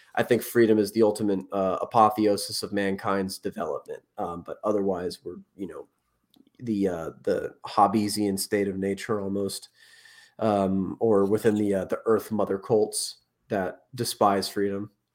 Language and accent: English; Northern Virginia, United States; I grew up in Northern Virginia